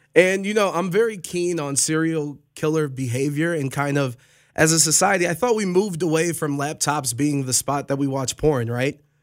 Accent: Cleveland, Ohio, United States; I'm from Cleveland

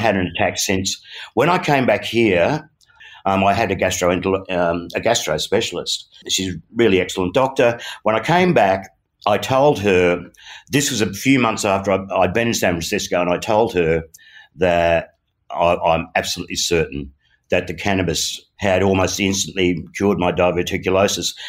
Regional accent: Australia; as an Aussie boy

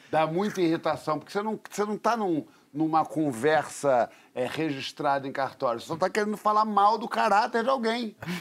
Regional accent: Rio de Janeiro, Brazil; quando eu era garoto, lá no Leme, na Prado Júnior

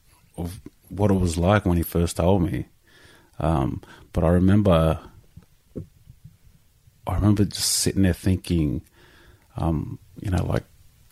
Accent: Canberra, Australian Capital Territory, Australia; born there; I was born in Canberra.

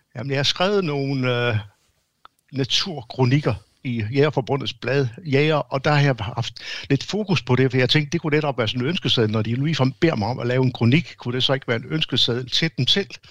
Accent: Denmark; som danskere

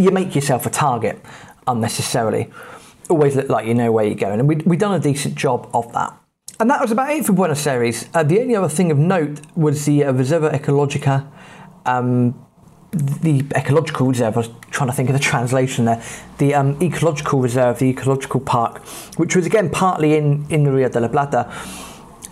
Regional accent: England, United Kingdom; being English

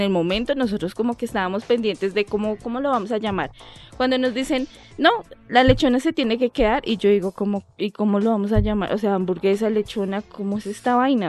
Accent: Bogotá, Colombia; also born or lived in Leticia, Amazonas; nosotros pues somos dos rolos, sí. oriundos de acá de Bogotá

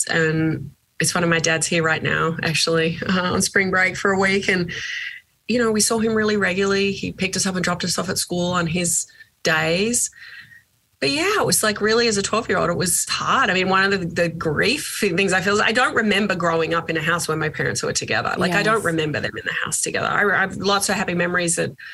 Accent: Geelong, Victoria, Australia; moved away as an adult; I grew up in Geelong

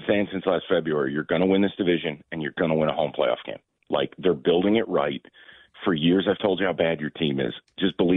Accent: New York, United States; I'm from New York

